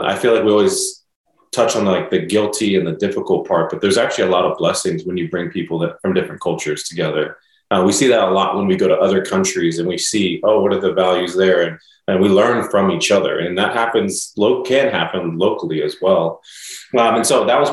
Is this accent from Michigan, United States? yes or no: no; Dallas, Texas, United States; moved away as an adult; now in Nashville, United States; I was from Dallas, you know, my whole life.